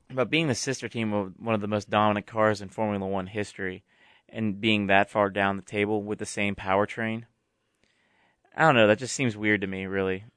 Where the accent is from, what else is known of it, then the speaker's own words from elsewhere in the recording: United States; we're American